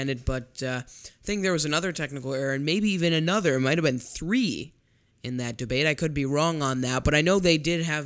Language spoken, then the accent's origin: English; Chicago, Illinois, United States; I am from Chicago.